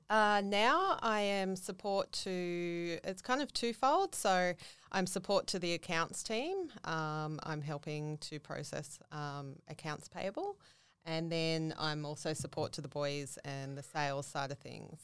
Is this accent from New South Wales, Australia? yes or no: yes; Central Coast, New South Wales, Australia; moved away as an adult; now in Gold Coast, Australia; I grew up on the Central Coast